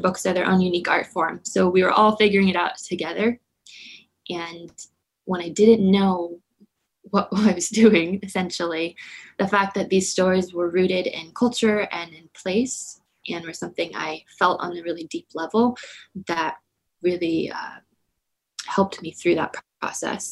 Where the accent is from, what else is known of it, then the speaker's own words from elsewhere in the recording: Southeast Alaska, United States; also born or lived in Anchorage; growing up in Southeast Alaska, being Tlingit